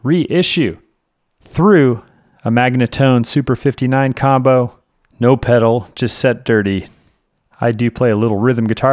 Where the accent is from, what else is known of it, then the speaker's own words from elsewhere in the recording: Oakland, California, United States; I'm from Oakland, Berkeley. Grew up on my, like, you know, Adeline and Alcatraz.